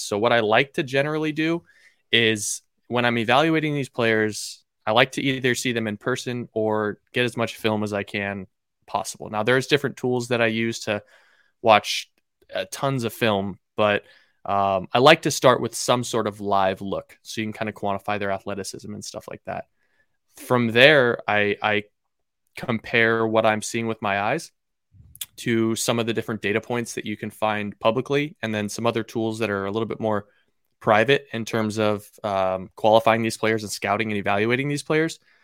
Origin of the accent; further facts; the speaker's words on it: Seattle, Washington, United States; born and raised in Seattle, Washington. Never left.